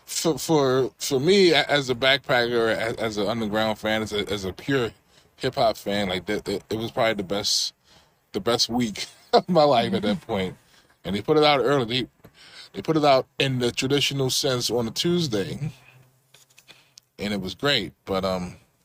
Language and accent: English; Baltimore, Maryland, United States; moved away as an adult; now in Silver Spring, United States; I'm a West Side baby myself. You know, born in the East, raised in the West. You know, Emerson Village